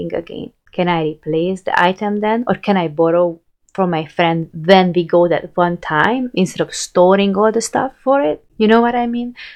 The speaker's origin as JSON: {"language": "English", "country": "Hungary", "moved": "as an adult", "said": "I moved from Hungary"}